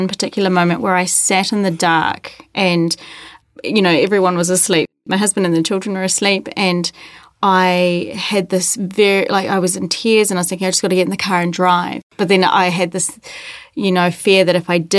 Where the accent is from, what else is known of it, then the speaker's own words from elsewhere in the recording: New Zealand; Born and bred in New Zealand.